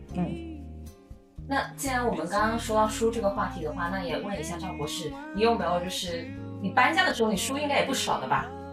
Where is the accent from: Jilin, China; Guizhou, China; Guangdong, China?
Guangdong, China; moved away as an adult; also born or lived in United Kingdom; now in Shanghai, China; 我也是南方人嘛。我还是广东的